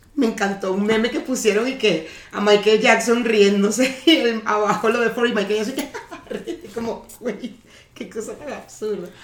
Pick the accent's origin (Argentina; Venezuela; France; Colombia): Venezuela; now in Mexico; yo nací en Venezuela